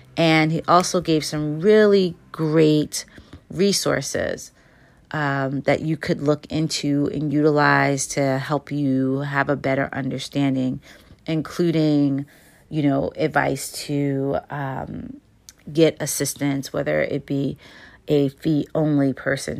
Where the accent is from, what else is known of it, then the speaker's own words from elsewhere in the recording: United States; as Americans